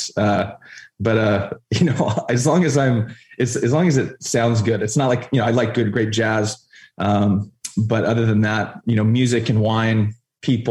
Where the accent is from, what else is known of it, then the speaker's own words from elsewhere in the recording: Huntington Beach, California, United States; I grew up right in Huntington Harbor, right next to Bolsa Chica Beach